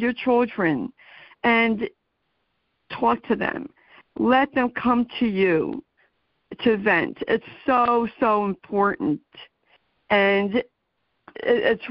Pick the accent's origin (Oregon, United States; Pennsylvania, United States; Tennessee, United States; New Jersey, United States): New Jersey, United States; I am from New Jersey